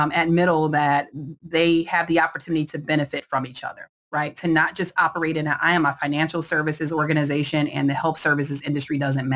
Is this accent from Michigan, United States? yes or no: yes; Detroit, Michigan, United States; moved away; I'm originally from Detroit